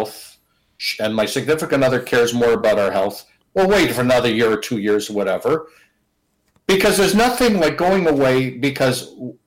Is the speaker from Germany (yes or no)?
no; Canada; I'm in my home country. I'm in my city.